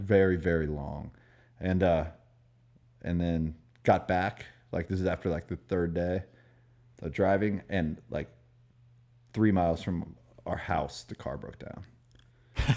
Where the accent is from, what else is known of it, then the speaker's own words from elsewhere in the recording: Maryland, United States; moved away; also born or lived in Florida / New York; I'm from Maryland